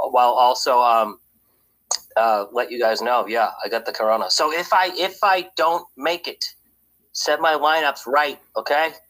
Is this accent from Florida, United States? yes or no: no; Boston, Massachusetts, United States; born there; I was born in the Boston, New England area.